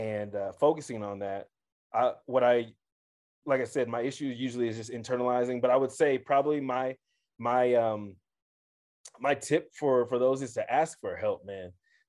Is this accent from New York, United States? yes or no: no; Kansas City, Missouri, United States; now in Denver, United States; For the audience, I'm from Kansas City.